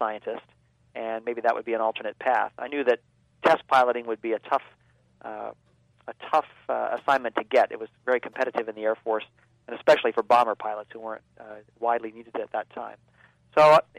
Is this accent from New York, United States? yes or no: no; Baltimore, Maryland, United States; they were building rockets in my hometown as part of the Gemini program in the middle 60s